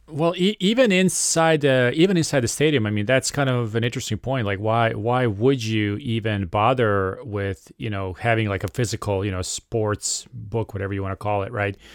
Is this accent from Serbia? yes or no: yes; Serbia; I am uh, from Serbia